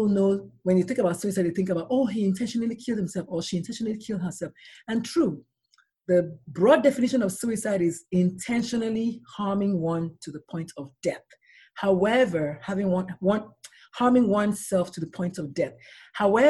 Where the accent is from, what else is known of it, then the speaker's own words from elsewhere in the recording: Nigeria; now in San Antonio, United States; I'm a Nigerian-born pediatrician